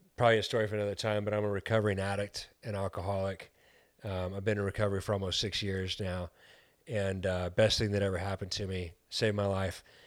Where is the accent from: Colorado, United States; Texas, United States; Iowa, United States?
Texas, United States; El Paso; now in Chicago, United States; We're from El Paso, Texas